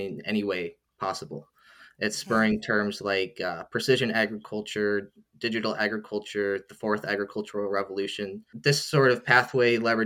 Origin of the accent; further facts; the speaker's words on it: Iowa, United States; moved away; I'm actually from the US and I grew up in Iowa